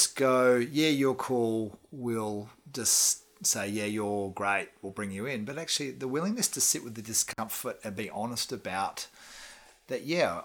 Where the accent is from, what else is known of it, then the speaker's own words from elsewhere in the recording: Australia; moved away as an adult; also born or lived in Perth; now in New Zealand; as an Australian moving to New Zealand